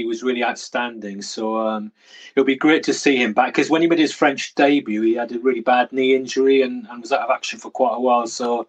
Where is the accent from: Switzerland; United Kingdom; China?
United Kingdom; Welsh, Wales; me being Welsh